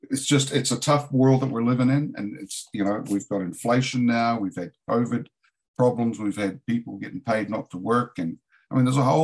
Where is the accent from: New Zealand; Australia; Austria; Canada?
New Zealand; also born or lived in San Diego / Asheville, North Carolina; now in United States; I'm a Kiwi